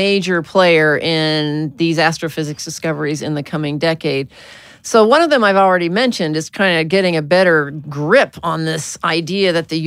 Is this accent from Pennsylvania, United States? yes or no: no; Arkansas, United States; I was born in Arkansas